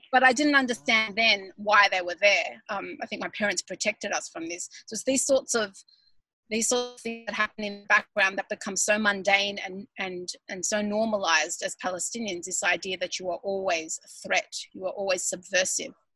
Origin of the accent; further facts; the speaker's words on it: Melbourne, Victoria, Australia; moved away as an adult; now in Sydney, Australia; I grew up in Melbourne and then when I got married I moved to Sydney and I still feel, you know, Melbourneian